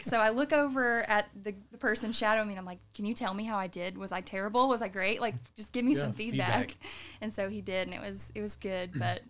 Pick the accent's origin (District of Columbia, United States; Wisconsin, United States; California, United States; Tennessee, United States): Tennessee, United States; Sevier County; Well, I was born and raised in Sevier County, actually. Yep, I went to Sevier County High School. It's my alma mater.